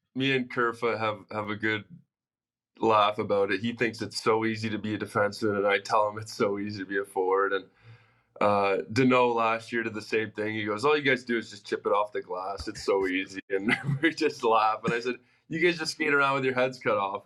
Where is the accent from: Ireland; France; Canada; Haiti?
Canada; Toronto, Ontario; also born or lived in Los Angeles; now in Arizona, United States; growing up in Toronto